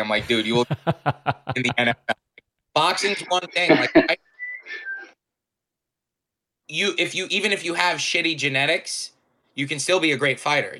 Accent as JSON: {"language": "English", "area": "Long Island", "region": "New York", "country": "United States", "said": "I'm from Long Island, New York. It is on the east coast of the United States"}